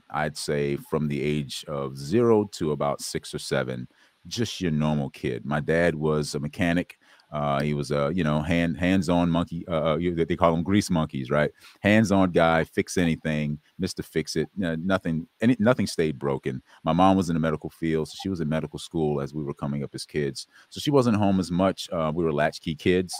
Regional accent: South Carolina, United States; I was born in South Carolina

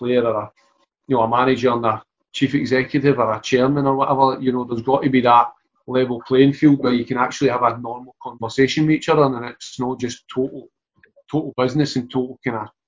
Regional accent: Glasgow, Scotland, United Kingdom; I'm a Glaswegian

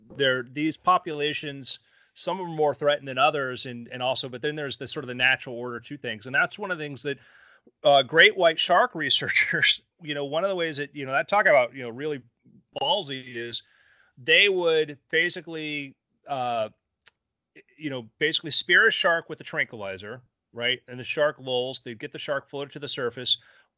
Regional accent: South Florida, United States; I grew up in South Florida

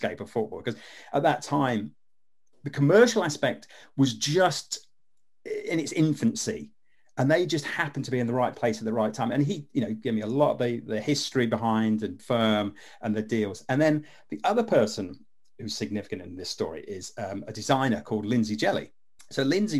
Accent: Leicester, East Midlands, United Kingdom; also born or lived in Wigston; I'm actually from Leicester. And when I was a kid, we used to live in Wigston

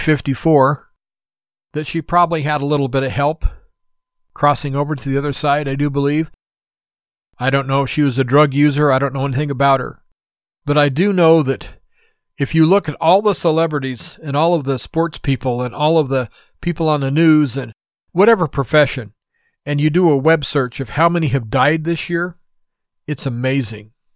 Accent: United States; as an American citizen

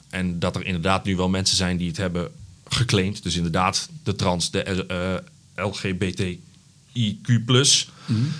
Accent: Uden, North Brabant, Netherlands; moved away as an adult; now in Zwolle, Netherlands; kilometertje of twintig van het stadion geboren. Ehm, in Uden. Oh ja. Ja, daar eh, heb ik tot mijn twintigste gezeten. Toen ben ik eh, verhuisd, hier journalistiek gaan studeren.

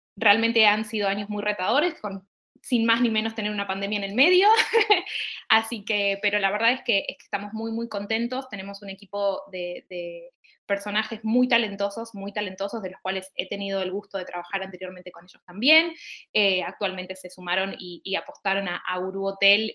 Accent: Argentina; accent: Argentine; como habrán sentido en mi, en mi tonada, soy argentina

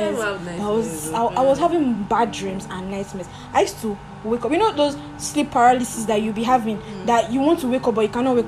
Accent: Nigeria; I'm such a Nigerian

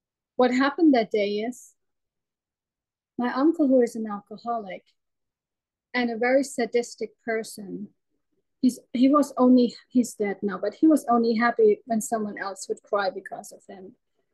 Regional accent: Germany; English is a second language; moved away; I left our home, my home country. My husband is German too, but we moved to America. We moved to Canada. We were a short time in China, always running away.

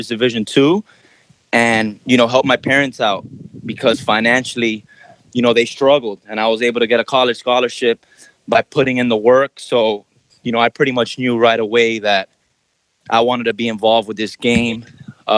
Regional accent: Miami, Florida, United States; I was born and raised in Miami, Florida.

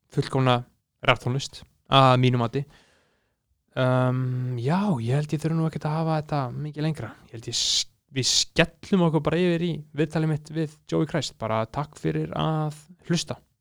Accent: Iceland

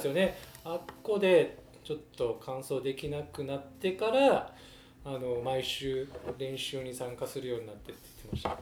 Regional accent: Osaka, Japan; now in Kobe, Japan; もともと大阪出身なんですけど

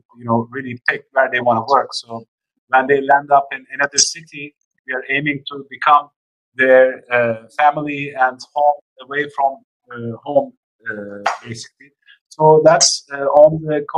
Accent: Istanbul, Turkey; moved away as an adult; also born or lived in Scotland / United States; now in India; I was born in Istanbul, but I spent about 5 years in Scotland and another 4 years in the US.

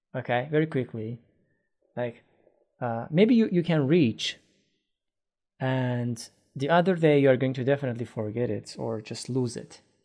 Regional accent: Iran; English is a second language; now in Istanbul, Turkey

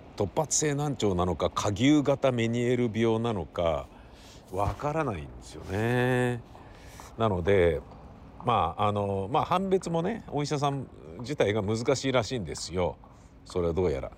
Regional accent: Tokyo, Japan; also born or lived in Ogikubo, Tokyo / Kichijoji, Tokyo; 荻窪の衛生病院で生まれて高円寺で生まれ育ち荻窪高校に通い

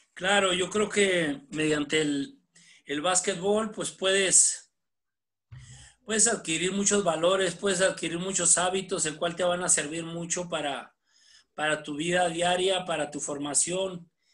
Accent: Ciudad Camargo, Chihuahua, Mexico; now in Puebla, Mexico; yo soy originario de Ciudad Camargo, Chihuahua

